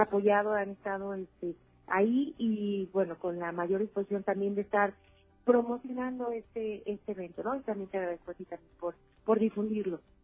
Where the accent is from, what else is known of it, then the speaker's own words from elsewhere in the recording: Aguascalientes, Mexico; en mi tierra